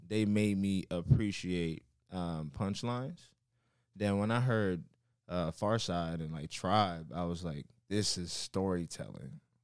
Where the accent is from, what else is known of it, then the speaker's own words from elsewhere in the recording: Miami, Florida, United States; also born or lived in Carol City; I'm from Miami, Florida.